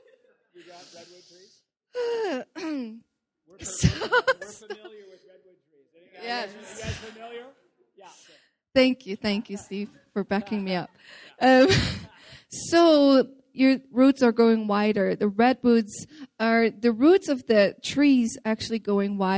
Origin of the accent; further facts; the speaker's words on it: Netherlands; I'm from the Netherlands